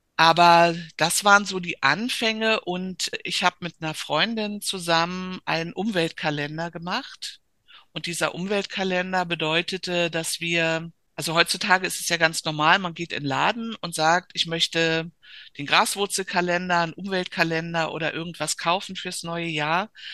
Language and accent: German; Berlin, Germany; Also ich bin ganz in der Nähe aufgewachsen. Wolliner Straße, die führt direkt auf die Griebenowstraße Straße an der Zionskirche